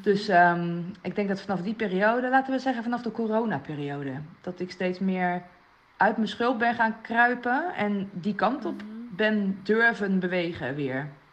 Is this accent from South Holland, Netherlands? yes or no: yes; Rotterdam, South Holland, Netherlands; daar ben ik ook opgegroeid in Rotterdam